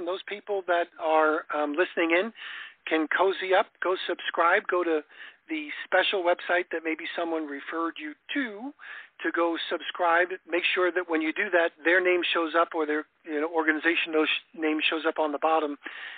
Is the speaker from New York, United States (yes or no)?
yes; New York, United States; now in Florida, United States; I grew up in New York